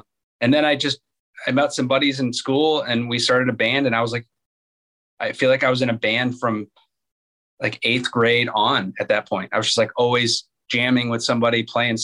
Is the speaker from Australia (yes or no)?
no; Akron, Ohio, United States; I was actually born and raised in Akron, Ohio